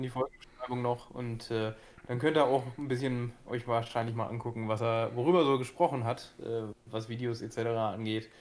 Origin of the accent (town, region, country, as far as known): Gifhorn, Lower Saxony, Germany; born or raised there